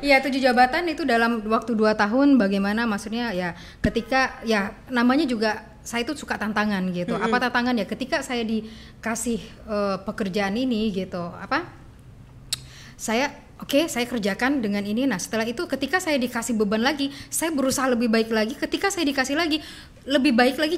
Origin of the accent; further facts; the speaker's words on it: Padang, West Sumatra, Indonesia; moved away as an adult; now in Batam, Indonesia; saya dari Padang